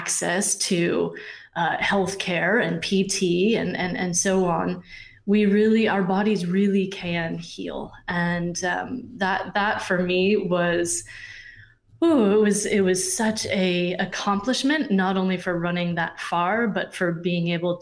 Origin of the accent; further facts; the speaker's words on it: Vermont, United States; now in Chattanooga, United States; I grew up in Vermont